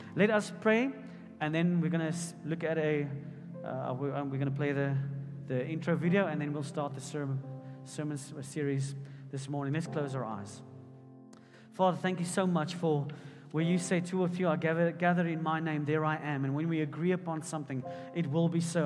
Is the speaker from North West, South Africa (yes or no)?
yes; Potchefstroom, North West, South Africa; I grew up in Potchefstroom